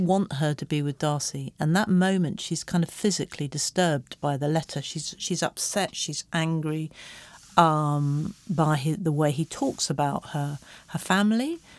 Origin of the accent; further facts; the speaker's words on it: England, United Kingdom; I'm English